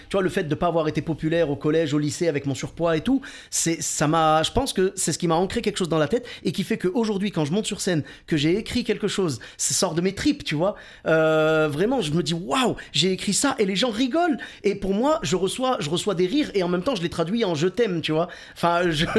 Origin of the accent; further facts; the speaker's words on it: Clermont-Ferrand, Auvergne-Rhône-Alpes, France; moved away; also born or lived in Bordeaux; je viens de Clermont-Ferrand. Pour ceux qui connaissent pas, c'est le pays des pneus et du fromage